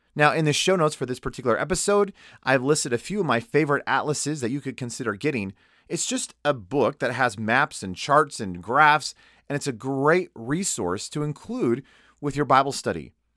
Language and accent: English; United States; me as an American